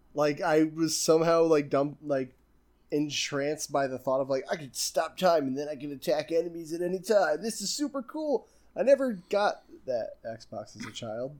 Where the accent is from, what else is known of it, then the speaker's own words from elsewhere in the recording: United States; I'm American